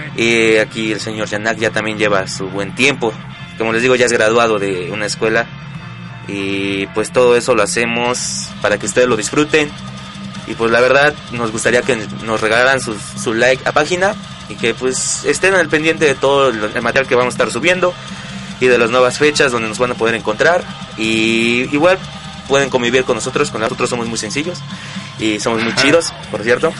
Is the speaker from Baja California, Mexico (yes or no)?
no; Puebla, Mexico; moved away; yo soy originario de Puebla